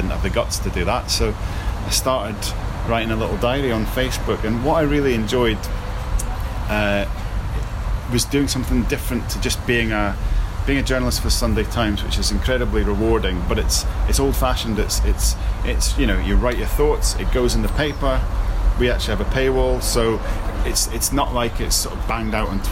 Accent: Scotland, United Kingdom; now in Leicester, United Kingdom; I'm Scottish

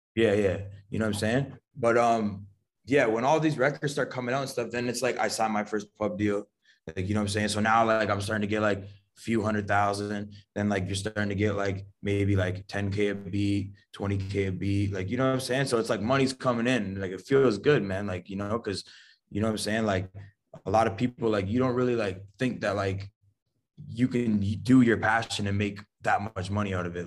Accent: Niagara, Ontario, Canada; I always claim Niagara and shit, but, like, me being from Canada

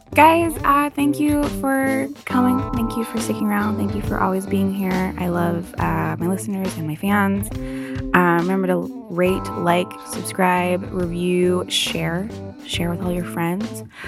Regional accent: United States; I'm American

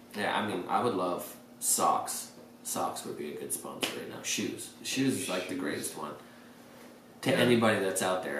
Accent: Great Falls, Montana, United States; moved away; I'm a nobody from Great Falls, Montana

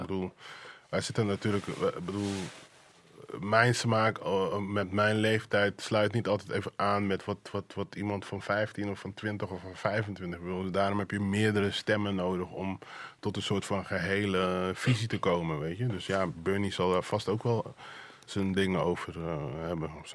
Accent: 's-Hertogenbosch, North Brabant, Netherlands; moved away as an adult; also born or lived in Suriname; now in Amsterdam, Netherlands; Ik ben, ik ben in Suriname geboren, maar ik kom uit Den Bosch.

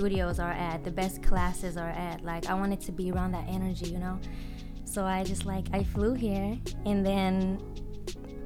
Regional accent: Israel; moved away as an adult; now in United States; So I was born and raised in Israel, and I moved here 4.5 years ago.

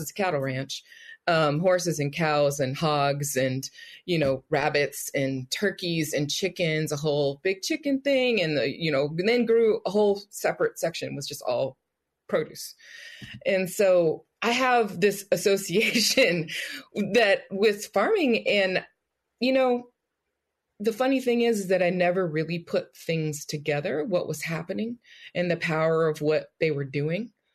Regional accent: Richmond, California, United States; growing up in Richmond

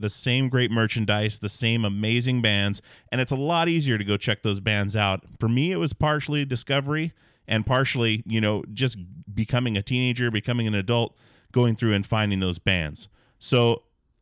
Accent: Alaska, United States; growing up in Alaska, back in the woods

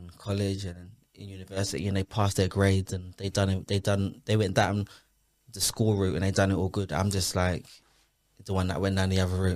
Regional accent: London, United Kingdom; I'm from Hackney. I'm from the Kingsmead Estate. It's where me and the guys that I used to chill with were from

